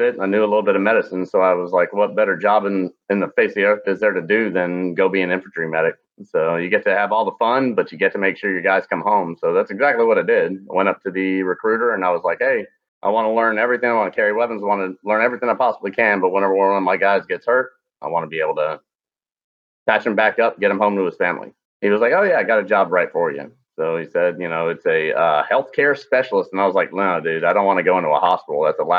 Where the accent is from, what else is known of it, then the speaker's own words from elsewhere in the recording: Glasgow, Scotland, United Kingdom; born there; moved away; I was born in Glasgow, Scotland, moved all around the world before I came over here.